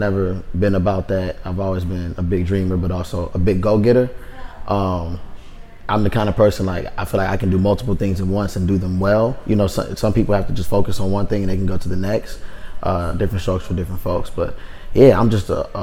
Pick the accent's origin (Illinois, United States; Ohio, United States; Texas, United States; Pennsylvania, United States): Illinois, United States; Chicago; moved away as an adult; also born or lived in Chino Hills, California / Oakland, California / Washington, District of Columbia, United States; now in Los Angeles, United States; I grew up, you know, in Chicago, but I spent my early years like in the LA area